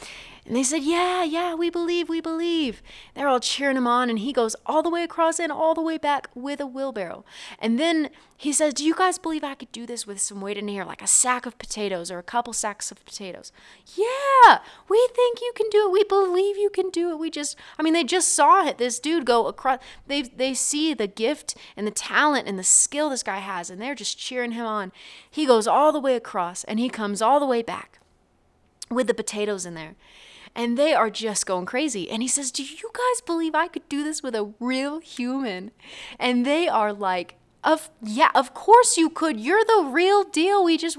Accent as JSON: {"language": "English", "region": "Oklahoma", "country": "United States", "tie": "born or raised there", "said": "I was just going to stop by the church that I grew up in there in Oklahoma."}